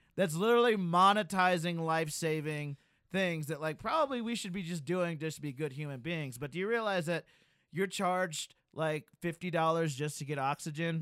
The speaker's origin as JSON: {"language": "English", "region": "Alabama", "country": "United States", "said": "I live in a red state. I'm from Alabama"}